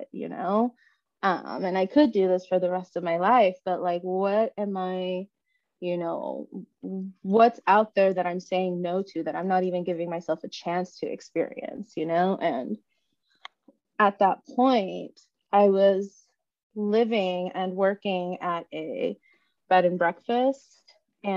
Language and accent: English; Los Angeles, California, United States; moved away as an adult; also born or lived in Oakland; now in Seattle, United States; I'm born and raised in South Central LA.